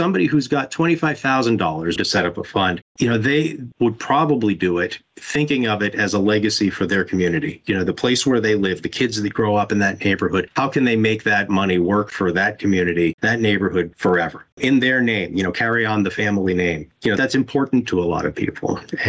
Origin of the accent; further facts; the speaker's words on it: Florida, United States; From a personal perspective, I grew up in Broward. My family moved here in 1977.